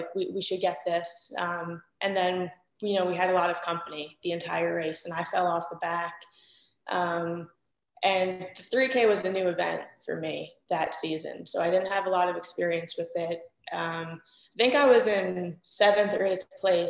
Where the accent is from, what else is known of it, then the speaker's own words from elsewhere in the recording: New York, United States; moved away; I'm from New York